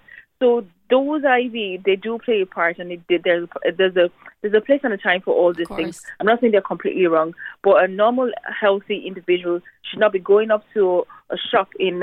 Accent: Nigeria; now in Ireland; my home country, Nigeria

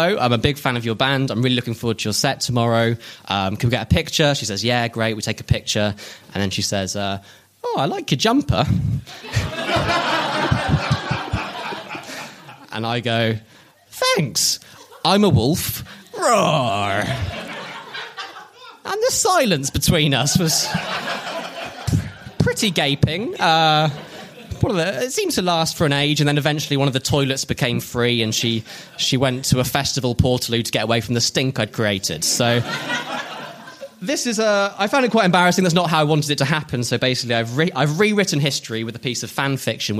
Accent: Oxfordshire, South East England, United Kingdom; In my hometown in Oxfordshire

